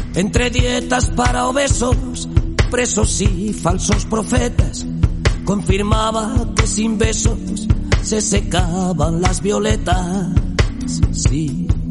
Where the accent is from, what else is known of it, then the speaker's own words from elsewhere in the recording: Jaén, Andalusia, Spain; now in Málaga, Spain; Volver a Jaén, ¿no? Volver a mi tierra